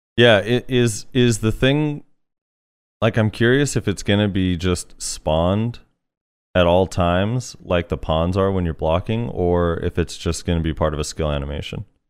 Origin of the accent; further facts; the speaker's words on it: United States; All three of us are American